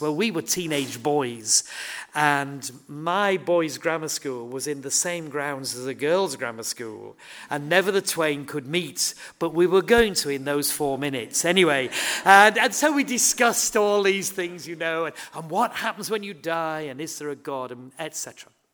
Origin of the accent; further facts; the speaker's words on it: Horsforth, Yorkshire and the Humber, United Kingdom; I grew up in Horsforth, uh, it's my home